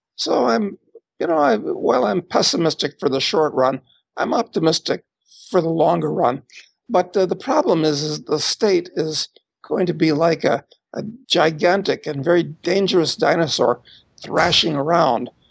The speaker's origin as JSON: {"language": "English", "country": "United States", "moved": "as an adult", "said": "I'm an American, and uh, I still spend time in the U.S., but I've been to 175 countries. I've lived in 12 at this point"}